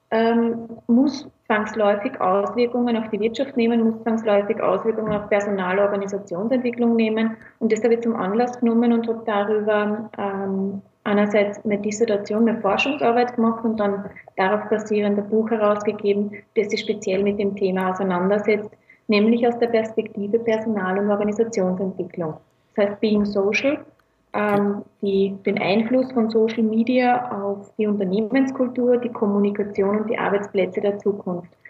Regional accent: Tausendblum, Lower Austria, Austria; now in Vienna, Austria; ursprünglich aus Niederösterreich, aus Tausendblum, um genau zu sein, aber mittlerweile in Wien hauptsächlich gelandet.

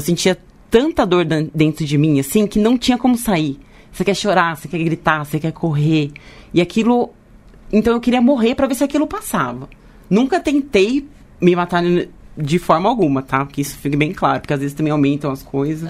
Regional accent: Leme, São Paulo, Brazil; now in São Paulo, Brazil; eu sou de Leme, né? Mas eu moro aqui

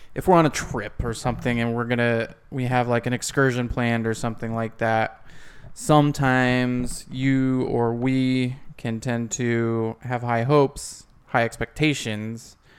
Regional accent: Ohio, United States; my hometown in Ohio

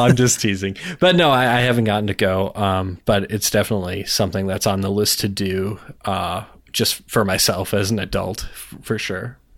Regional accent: Minnesota, United States; now in North Dakota, United States; I was born in Minnesota

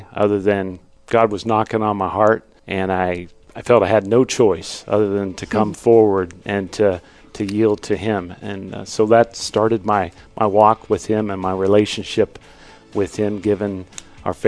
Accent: Western Pennsylvania, United States; I grew up in Western Pennsylvania in a small town

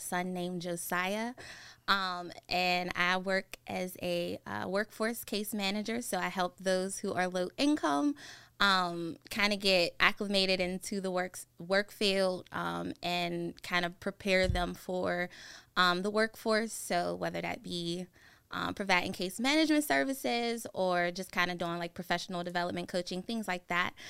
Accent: McKeesport, Pennsylvania, United States; I grew up in McKeesport, a little bit outside of the city of Pittsburgh.

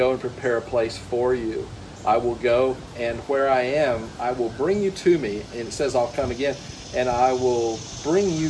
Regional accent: Ohio, United States; I grew up around Ohio

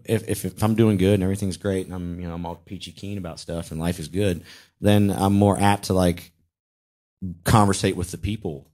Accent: Charlotte, North Carolina, United States; now in Atlanta, United States; I'm from Charlotte

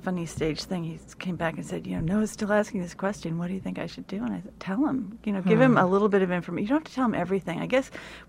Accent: California, United States; I grew up in California

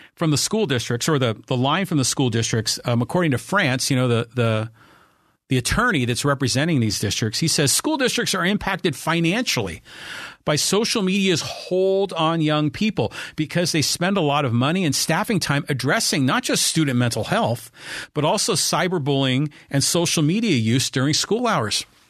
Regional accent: Poway, California, United States; my hometown of Poway

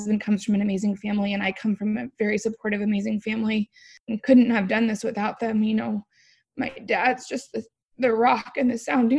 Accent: Palo Alto, California, United States; now in Calabasas, United States; I grew up in the Bay Area

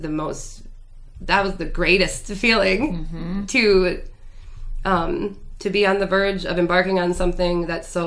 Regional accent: Grand Rapids, Michigan, United States; I grew up right across the street from Orchard View

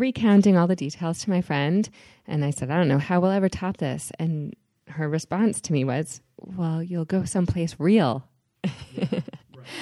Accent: Long Island, New York, United States; we are both from Long Island. I am from not far from New York City.

